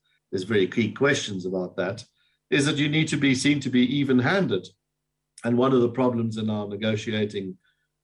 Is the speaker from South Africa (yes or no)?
yes; South Africa; I say this as a South African